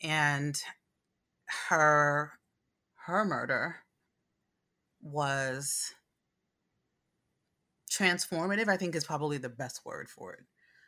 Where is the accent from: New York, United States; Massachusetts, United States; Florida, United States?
New York, United States; Brooklyn; I was raised in Brooklyn, New York. I was primarily raised around Black people and Puerto Rican people in East New York, Brooklyn.